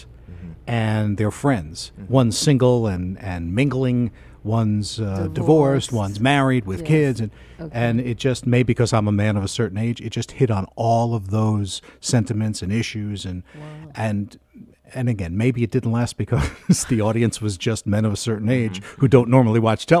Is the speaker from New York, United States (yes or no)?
yes; New York, United States; I'm from New York, actually.